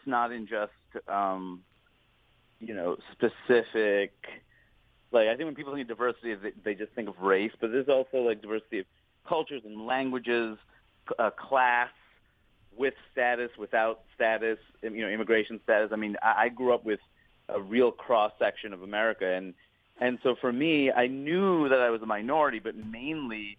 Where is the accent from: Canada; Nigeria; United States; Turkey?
United States; New York City, New York; also born or lived in Maine / Seattle; I was born and raised in Queens